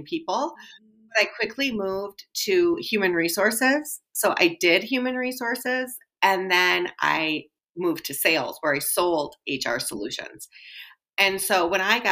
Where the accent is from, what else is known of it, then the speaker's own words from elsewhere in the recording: Wisconsin, United States; I was born and raised in Wisconsin